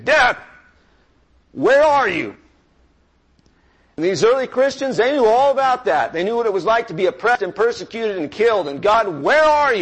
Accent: United States; I am an American. I'm a rich American man

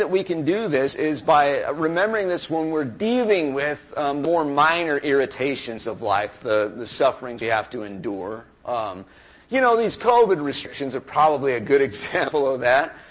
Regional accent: United States; I am an American. I'm a rich American man

